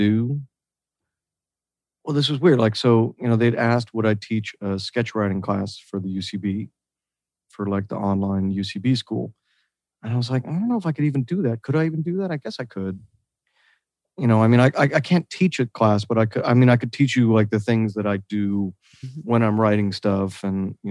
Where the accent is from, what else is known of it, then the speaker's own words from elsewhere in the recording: Oak Park, Illinois, United States; also born or lived in Wisconsin; now in California, United States; I'm from the absolute smallest house that was about to collapse made of asbestos. And my mom was a hoarder. So if it helps, I'm from that part of Oak Park.